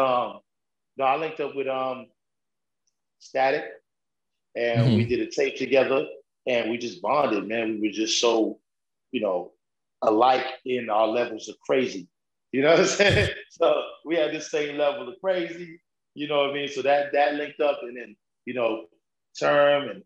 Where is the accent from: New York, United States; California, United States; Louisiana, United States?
New York, United States